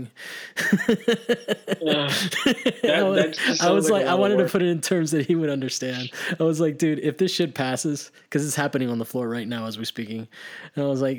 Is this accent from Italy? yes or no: yes; Italy; moved away; I grew up in Italy, and on Sunday, as a kid, there was nothing going on.